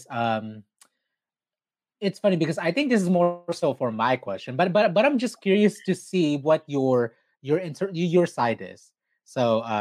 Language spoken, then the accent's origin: English; Philippines; especially being Filipino, Filipinx, Filipina, whatever you want, whatever you choose to identify as